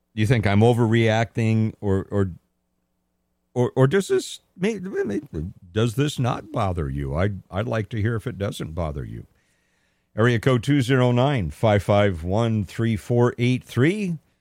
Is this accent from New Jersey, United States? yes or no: no; Modesto, California, United States; I don't mention that I'm from California at all. Never mention it, unless I'm specifically asked where you're from. Um, Modesto